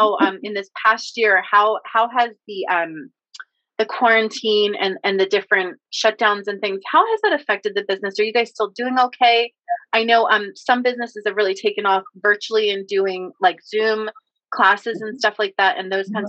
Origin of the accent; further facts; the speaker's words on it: Bucks County, Pennsylvania, United States; I was brought up in Bucks County, but this is where the family was from.